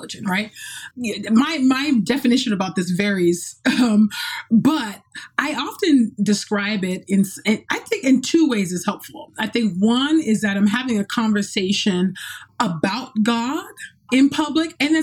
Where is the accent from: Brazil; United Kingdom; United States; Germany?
United States; California; moved away; my hometown in California